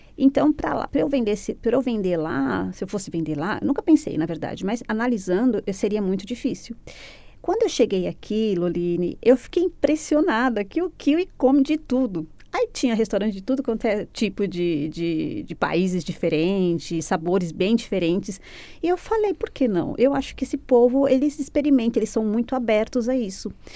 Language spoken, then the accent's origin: Portuguese; São Caetano do Sul, São Paulo, Brazil; moved away as an adult; also born or lived in Italy; now in Christchurch, New Zealand; eu sou de São Caetano do Sul, São Paulo